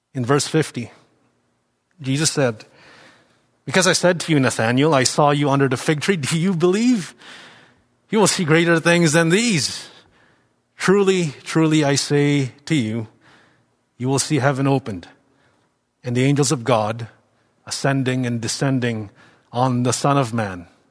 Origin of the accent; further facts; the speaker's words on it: Philippines; moved away as an adult; also born or lived in Toronto; growing up in the Philippines, ident-, I identified as Christian